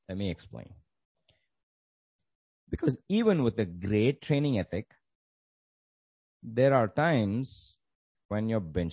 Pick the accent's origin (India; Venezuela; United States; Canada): India; Growing up in the Indian educational system